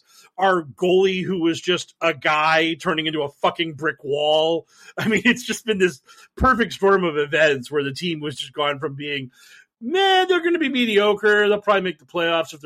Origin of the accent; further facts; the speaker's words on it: Boston, Massachusetts, United States; my Boston Bruins, who are actually my team because I'm from Boston